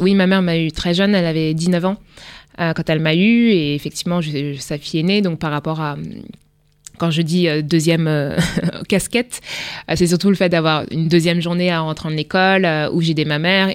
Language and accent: French; Le Havre, Normandy, France; also born or lived in Rouen; je suis née au Havre, donc en Haute-Normandie